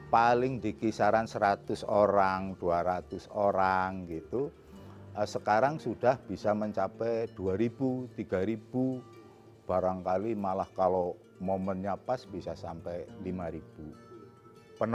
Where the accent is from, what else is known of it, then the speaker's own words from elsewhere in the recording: Purbalingga, Central Java, Indonesia; Saya asli Purbalingga malah.